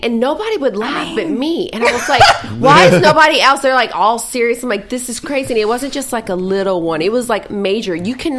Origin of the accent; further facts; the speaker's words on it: New Orleans, Louisiana, United States; accent: southern; Oh, I'm from Louisiana.